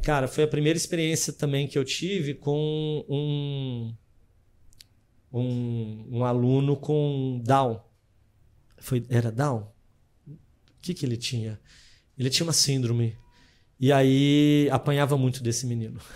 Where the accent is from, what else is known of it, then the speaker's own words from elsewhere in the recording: São José do Rio Preto, São Paulo, Brazil; also born or lived in Presidente Prudente; Eu sou de São José do Rio Preto, é, interior de São Paulo.